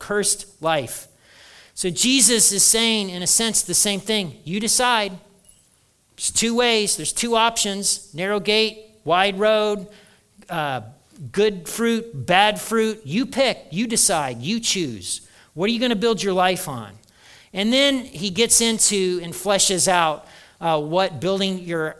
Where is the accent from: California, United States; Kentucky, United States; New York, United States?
Kentucky, United States; We're all from Kentucky